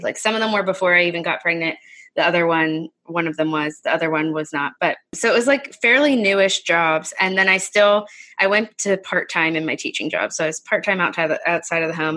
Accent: Pittsburgh, Pennsylvania, United States; we moved back close to my hometown. So that's near Pittsburgh, PA

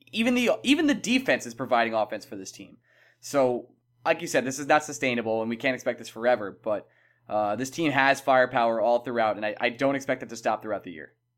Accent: New York, United States; I'm from New York

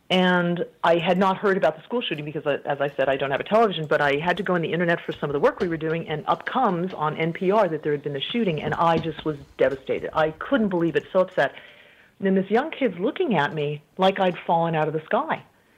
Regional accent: Colorado, United States; moved away as an adult; So I'm a native of Colorado, but I moved overseas quite early. Actually, I had not yet finished college.

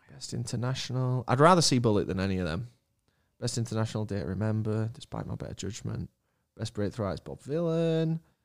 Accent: United Kingdom; I'm from the United Kingdom

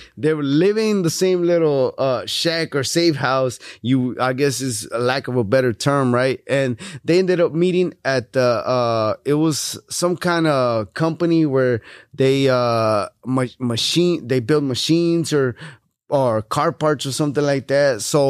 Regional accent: Houston, Texas, United States; All right, so I was born and raised here in Houston, Texas. My parents are from Mexico.

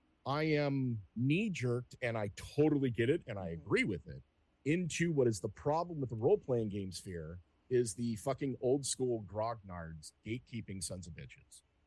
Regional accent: Los Angeles, California, United States; I'm a native Angeleno. I was born in San Fernando Valley. I've lived on both sides of the hill. Right now I live in Hollywood.

